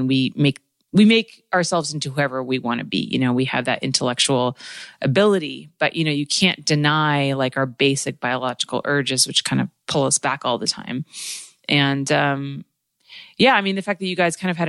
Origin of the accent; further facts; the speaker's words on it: United States; growing up with parents who are not from here and growing up in America